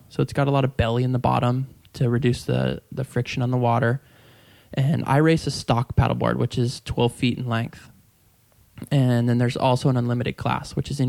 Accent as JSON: {"language": "English", "town": "San Diego", "region": "California", "country": "United States", "tie": "born or raised there", "said": "I grew up in Point Loma, which is a small area just right there at the point by San Diego Bay."}